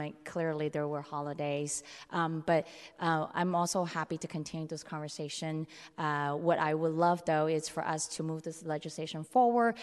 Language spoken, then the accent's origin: English; San Francisco, California, United States; I grew up in San Francisco's Chinatown, uh, bordering North Beach